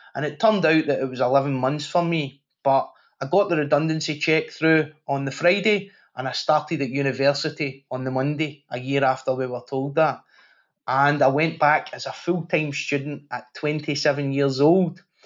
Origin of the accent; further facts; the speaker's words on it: Glasgow, Scotland, United Kingdom; I grew up in Glasgow at a time when it was the murder capital of Europe